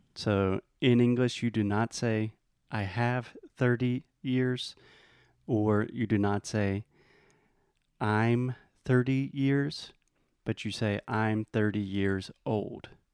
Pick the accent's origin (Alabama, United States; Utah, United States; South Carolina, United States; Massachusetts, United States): South Carolina, United States; I am from the United States, from the state South Carolina